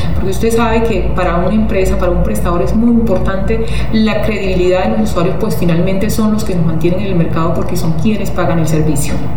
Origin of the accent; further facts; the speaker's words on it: Arauca, Colombia; como araucana tengo un gran compromiso con mi tierra, con mis usuarios, con mi ciudad